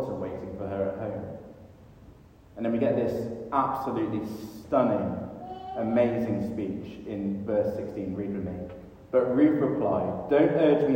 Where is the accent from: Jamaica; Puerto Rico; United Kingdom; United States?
United Kingdom; we as British people